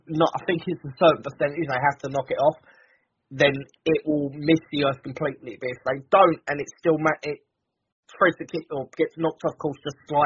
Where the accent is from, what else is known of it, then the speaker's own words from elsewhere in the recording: Malta; Malta, my home country